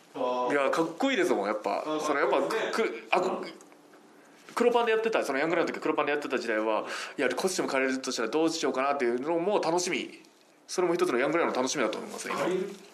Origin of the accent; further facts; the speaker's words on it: Ehime, Japan; now in Tokyo, Japan; 地元、愛媛に帰るとやっぱり車なんてやっぱ生活できないので